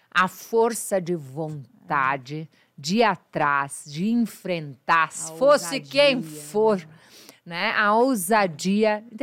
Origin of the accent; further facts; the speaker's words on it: Uberlândia, Minas Gerais, Brazil; moved away; eu sou de Minas Gerais, Uberlândia, Minas